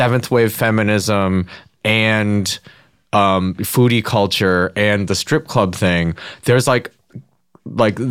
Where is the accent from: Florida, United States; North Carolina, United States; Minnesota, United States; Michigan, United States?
Michigan, United States; near Ypsilanti; my hometown of, the town next to mine in Ypsilanti in Michigan